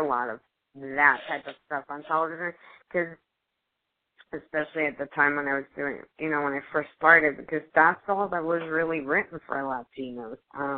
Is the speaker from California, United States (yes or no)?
no; New York City, New York, United States; accent: New York sound; first language Spanish; English is a second language; moved away as an adult; also born or lived in Manhattan / Los Angeles; I'm Colombian. I have Colombian parents, but I was first generation American. I was born in Manhattan, and I was raised in Queens. And I learned Spanish first, because my parents didn't speak English